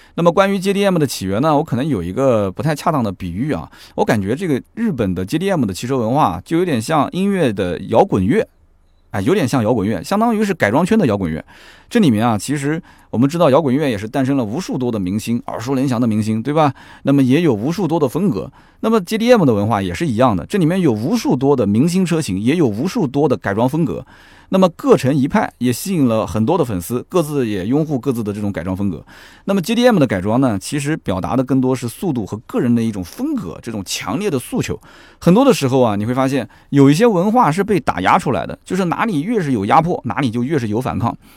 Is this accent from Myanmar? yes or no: no; China; 当然这个可能也是我们中国人。自己取的